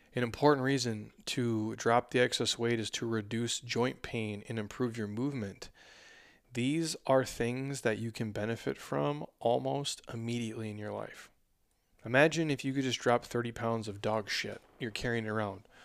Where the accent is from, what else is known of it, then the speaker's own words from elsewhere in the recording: Minnesota, United States; now in Arizona, United States; I'm from Minnesota